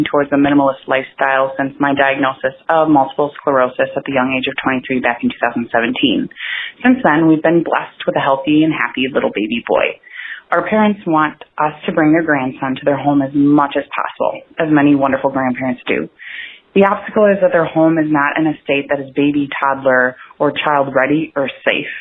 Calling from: Madison, Wisconsin, United States; I'm calling from Wisconsin

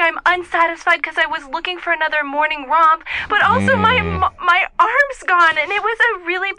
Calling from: Los Angeles, California, United States; I'm calling from Silver Lake.

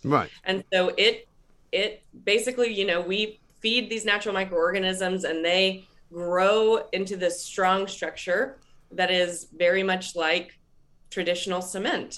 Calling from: Raleigh, North Carolina, United States; I'm calling in from Raleigh, North Carolina

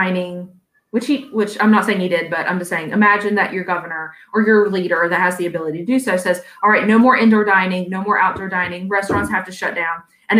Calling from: Virginia, United States; You release it an hour after, and I'm speaking from Virginia.

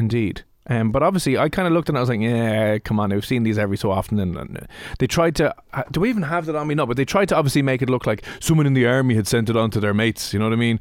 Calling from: Dublin, Leinster, Ireland; I'm just calling from Dublin, Ireland

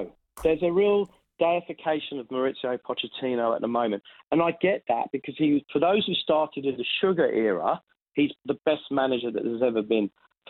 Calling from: Sydney, New South Wales, Australia; Sydney, Australia.

